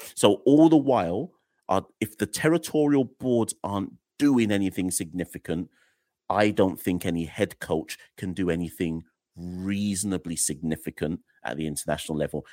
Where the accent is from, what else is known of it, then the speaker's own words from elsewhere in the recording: Jamaica; I'm Jamaican